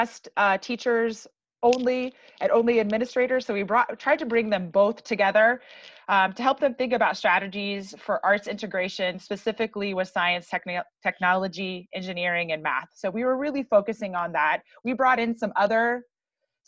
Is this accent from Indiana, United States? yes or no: yes; Indiana, United States; now in Colorado, United States; I'm not a Colorado native. I'm from Indiana.